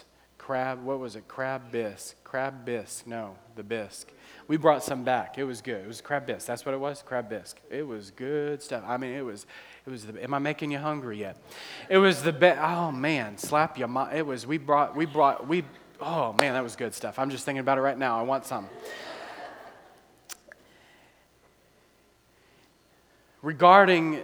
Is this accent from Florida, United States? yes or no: no; New Orleans, Louisiana, United States; now in Akron, United States; we're from New Orleans